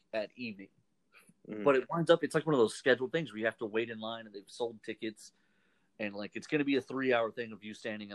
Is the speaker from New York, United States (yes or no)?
no; Houston, Texas, United States; I'm from Houston